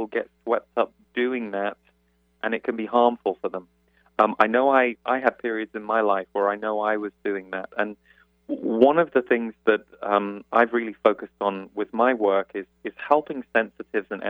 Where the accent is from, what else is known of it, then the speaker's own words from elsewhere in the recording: United Kingdom; moved away as an adult; now in United States; as a British person, I've only lived in the States for 7 years